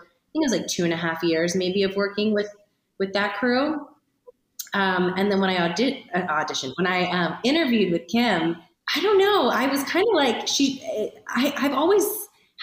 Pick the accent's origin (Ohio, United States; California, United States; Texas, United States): Ohio, United States; moved away; also born or lived in Los Angeles; as a kid growing up in Ohio